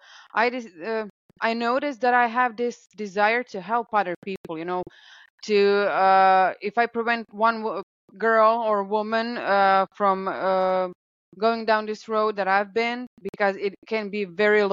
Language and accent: English; Croatia; I'm from Croatia